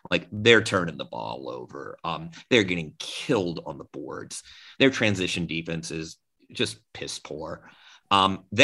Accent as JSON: {"language": "English", "town": "Atlanta", "region": "Georgia", "country": "United States", "tie": "born or raised there", "said": "I'm from Atlanta and you know I grew up with this team"}